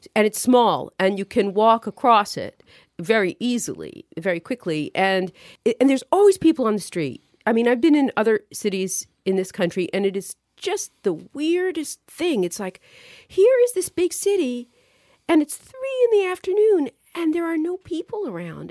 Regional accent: New York City, New York, United States; moved away as an adult; also born or lived in Manhattan / Park Slope; now in Connecticut, United States; I grew up in Brooklyn, lived in Manhattan after college for about ten years

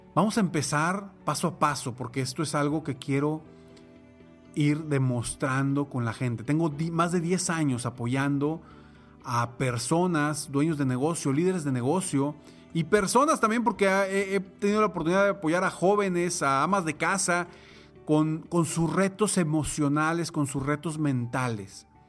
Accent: Monterrey, Nuevo León, Mexico; en mi ciudad natal, aquí en Monterrey, México.

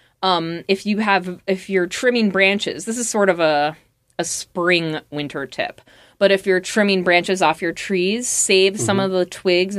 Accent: Midwest, United States; moved away; I come from the Midwest

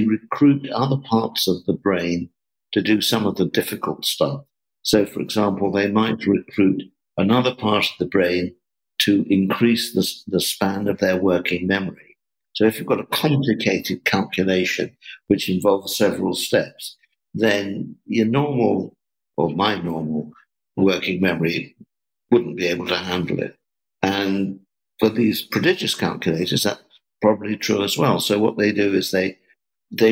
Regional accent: England, United Kingdom; I was brought up in England

